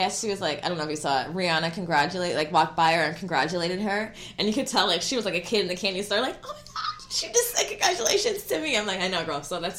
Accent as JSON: {"language": "English", "area": "the Valley", "region": "California", "country": "United States", "said": "we're from the Valley."}